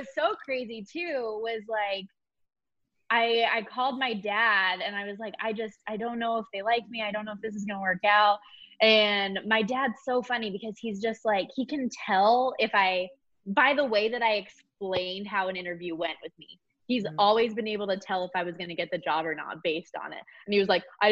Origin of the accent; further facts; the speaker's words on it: Las Vegas, Nevada, United States; moved away as an adult; also born or lived in Colorado; I obviously am born and raised in Las Vegas